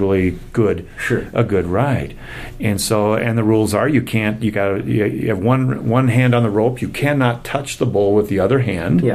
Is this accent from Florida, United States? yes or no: no; Minnesota, United States; also born or lived in Iowa / Dallas, Texas; I was raised in Minnesota, and my first 5 years were on the campus of Iowa State